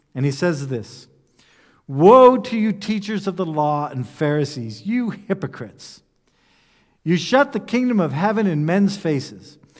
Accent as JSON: {"language": "English", "country": "United States", "moved": "as an adult", "lives_now": "Germany", "said": "I'm an American, that having lived in Europe for ten years"}